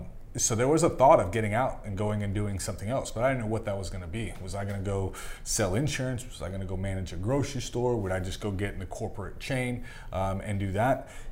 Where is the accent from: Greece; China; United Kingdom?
Greece; So, it's growing up in Greece, we still own a hotel there. It's an 18-room villa.